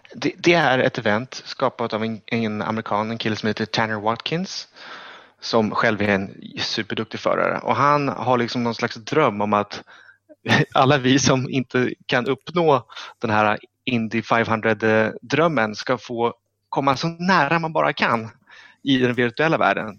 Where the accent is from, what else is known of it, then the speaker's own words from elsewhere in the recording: Stockholm, Stockholm County, Sweden; jag är från Stockholm